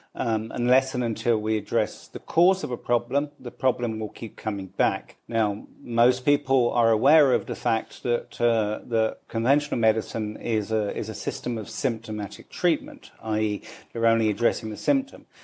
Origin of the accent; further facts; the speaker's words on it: London, United Kingdom; moved away as an adult; also born or lived in Dublin, Ireland; now in Mumbai, India; I grew up in London.